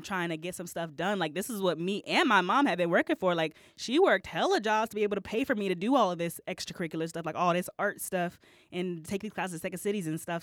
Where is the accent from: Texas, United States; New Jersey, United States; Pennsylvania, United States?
Texas, United States; moved away as an adult; also born or lived in Alabama / Augusta, Georgia / Washington, D.C. / Dallas; now in Chicago, United States; I grew up in Texas